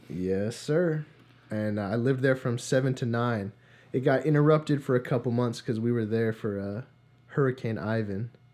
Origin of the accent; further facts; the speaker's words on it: New Providence, New Jersey, United States; moved away; I'm originally from New Jersey. a small town called New Providence.